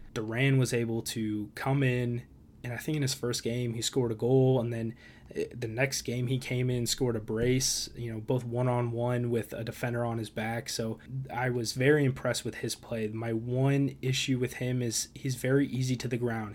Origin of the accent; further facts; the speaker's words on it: Chicago, Illinois, United States; my hometown team, the Chicago Fire.